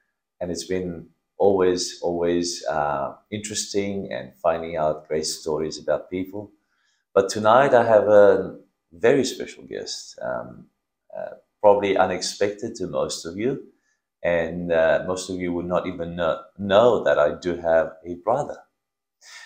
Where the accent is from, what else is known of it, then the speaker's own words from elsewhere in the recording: Romania; moved away; we grew up together in Romania